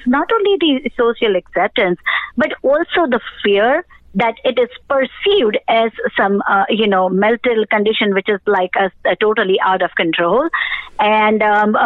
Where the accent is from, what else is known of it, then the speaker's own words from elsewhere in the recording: India; moved away as an adult; now in United States; I was born in India. And then, you know, in 2000s, we went ahead and immigrated over here to the United States.